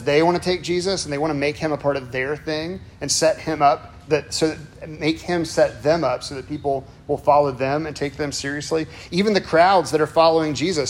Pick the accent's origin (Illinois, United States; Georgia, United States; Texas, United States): Illinois, United States; Chicago; moved away; I'm originally from Chicago, sort of.